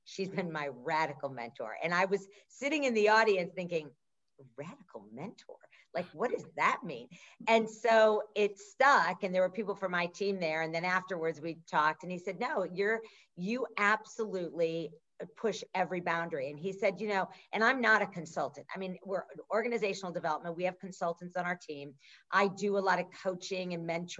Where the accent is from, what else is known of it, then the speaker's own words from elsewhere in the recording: Midwest, United States; we grew up in the Midwest